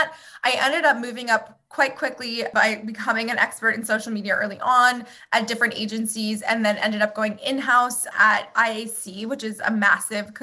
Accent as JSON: {"language": "English", "town": "Palm Beach Gardens", "region": "Florida", "country": "United States", "tie": "born or raised there", "moved": "yes", "said": "So I grew up in Florida. So South Florida in Palm Beach Gardens area"}